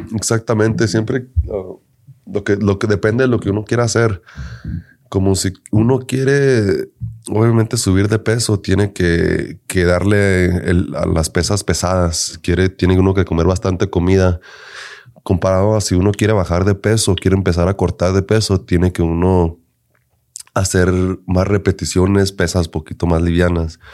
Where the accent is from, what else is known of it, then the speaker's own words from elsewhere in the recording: Denver, Colorado, United States; yo soy nacido aquí en Denver, Colorado.